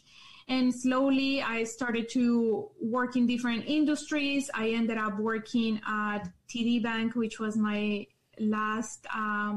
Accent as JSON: {"language": "English", "country": "Colombia", "tie": "born or raised there", "also_born_or_lived": "Calgary, Canada", "second_language": "English", "moved": "as an adult", "lives_now": "Canada", "said": "I was born in Colombia. I lived there for 17 years of my life, and I moved to Canada when I was 17."}